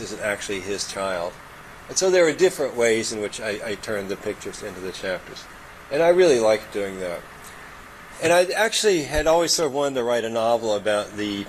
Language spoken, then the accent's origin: English; Kentucky, United States; moved away; also born or lived in Germany; I'm from Kentucky